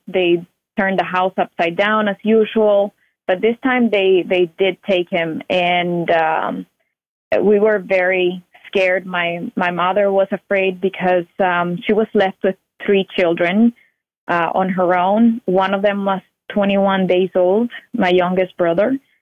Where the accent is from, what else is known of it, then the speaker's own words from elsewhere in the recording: Cuba; now in United States; I was born in Cuba. My parents were born in Cuba as well, and um, I didn't know any better the whole time that I lived there